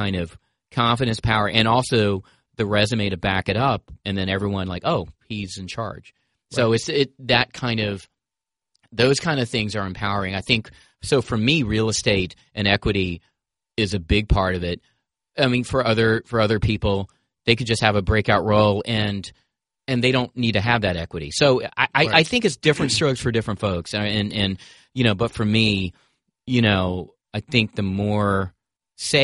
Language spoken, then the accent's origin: English; Greensboro, North Carolina, United States; I grew up in Greensboro, North Carolina